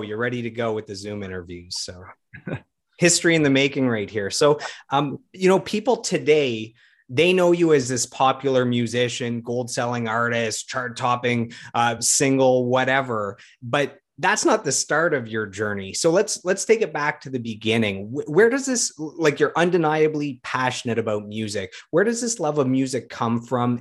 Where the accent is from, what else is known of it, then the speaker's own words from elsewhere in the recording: Ottawa, Ontario, Canada; my hometown of Ottawa